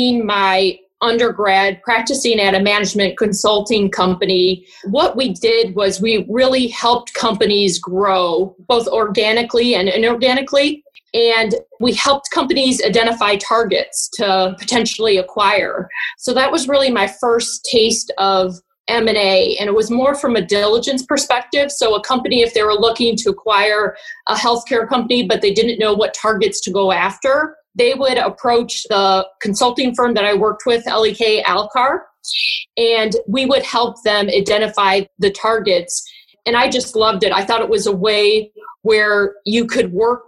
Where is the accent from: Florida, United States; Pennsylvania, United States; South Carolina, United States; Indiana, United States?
Indiana, United States; Gary; also born or lived in Chicago, Illinois; now in St. Louis, United States; I'm originally from Gary, Indiana